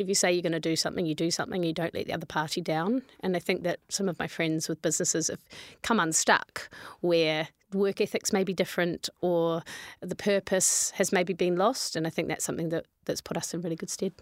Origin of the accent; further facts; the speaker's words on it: New Zealand; moved away; also born or lived in London; I'm from New Zealand